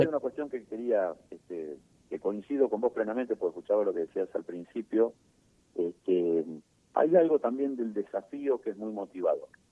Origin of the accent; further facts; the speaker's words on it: Argentina; also born or lived in Buenos Aires Province; yo nací en San Lorenzo y Callao, y siempre viví por esa zona